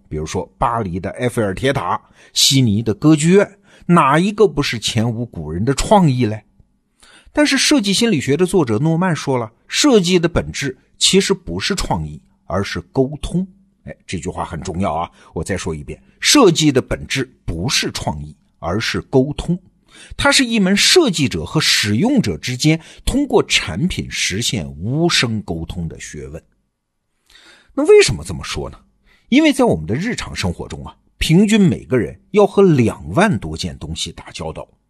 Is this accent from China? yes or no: yes; China; 我们中国人习惯说“上下五千年”，总觉得身后是过去，眼前是未来